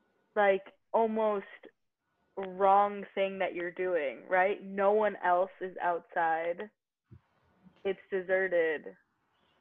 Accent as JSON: {"language": "English", "region": "New York", "country": "United States", "said": "being a New Yorker"}